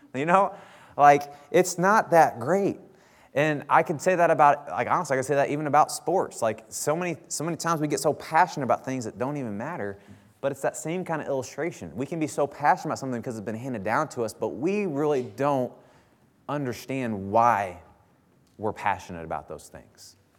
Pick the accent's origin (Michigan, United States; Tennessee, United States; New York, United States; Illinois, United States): Illinois, United States; Bethalto; now in Troy, United States; I grew up in Bethalto. Uh, well, I actually grew up in Cottage Hills, which is the outskirts of Bethalto